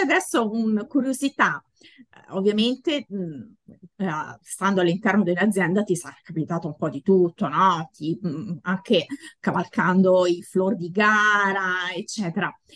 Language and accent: Italian; Latina, Lazio, Italy; io sono di Latina